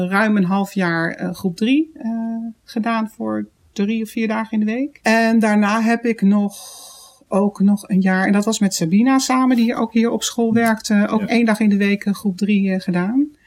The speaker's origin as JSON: {"language": "Dutch", "town": "The Hague", "region": "South Holland", "country": "Netherlands", "moved": "yes", "said": "ik kom uit Den Haag"}